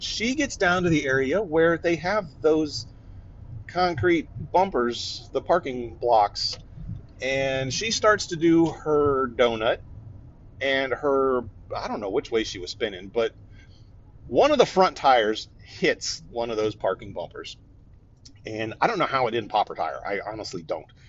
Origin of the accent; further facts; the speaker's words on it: Northeast Ohio, United States; moved away; also born or lived in East Coast, southern US state; I grew up in Northeast Ohio, just on the southern edge of what we would call the lake effect snowbelt